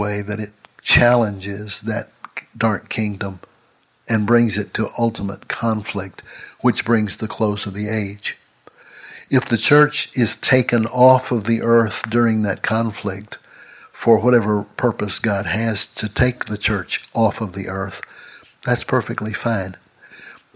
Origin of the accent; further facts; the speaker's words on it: Longview, Texas, United States; my hometown of Longview, Texas